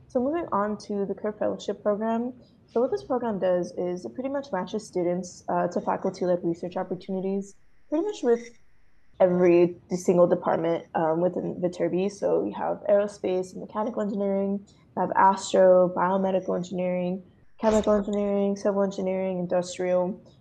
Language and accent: English; Whitehall, Pennsylvania, United States; moved away as an adult; now in Los Angeles, United States; I am from Whitehall, Pennsylvania, which is one hour north of Philly.